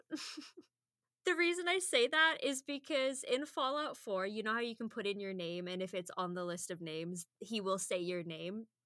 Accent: United Kingdom; now in Edmonton, Canada; as the British person that's used to, like, ninety-eight percent humidity at any given time

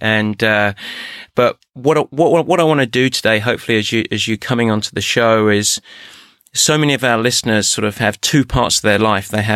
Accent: England, United Kingdom; English like myself

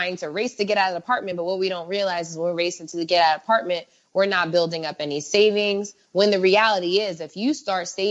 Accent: United States; moved away as an adult; now in Mexico; growing up in America

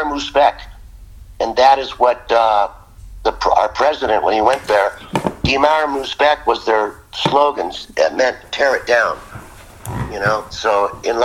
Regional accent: United States; being American

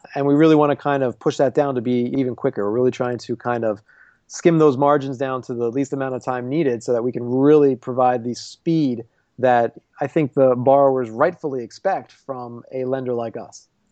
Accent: Philadelphia, Pennsylvania, United States; now in Chicago, United States; I'm from Philly

